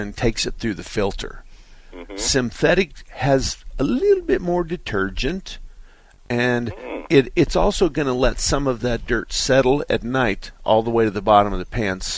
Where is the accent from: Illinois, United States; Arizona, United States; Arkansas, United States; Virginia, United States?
Arizona, United States; us Arizona people, we talk like cowboys